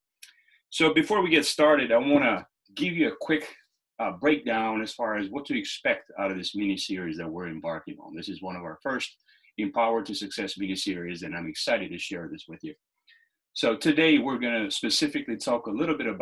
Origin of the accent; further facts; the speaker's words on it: Lushnjë, Fier County, Albania; now in United States; I was born and raised in Lushnja, Albania